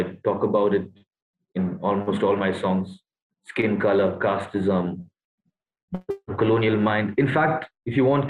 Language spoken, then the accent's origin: English; Kenya; moved away; many people would be racist when they found out I was from Kenya.